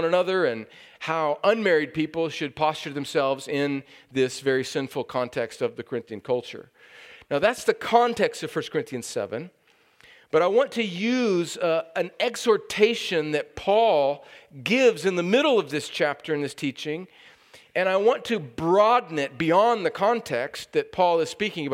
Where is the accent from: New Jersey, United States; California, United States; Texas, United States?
California, United States; moved away; I've been in my home country of California. It is still part of the United States